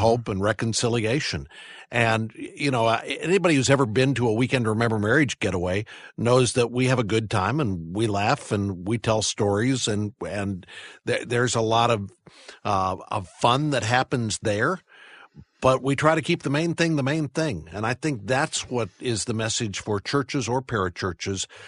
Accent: St. Louis, Missouri, United States; I grew up in the Midwest. I, uh, grew up in suburban Saint Louis

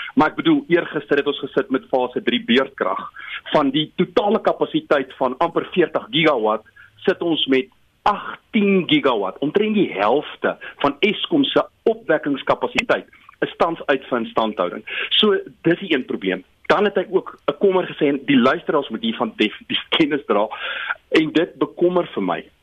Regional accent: Bethlehem, Free State, South Africa; die Afrikaans waarmee ek in Bethlehem groot geword

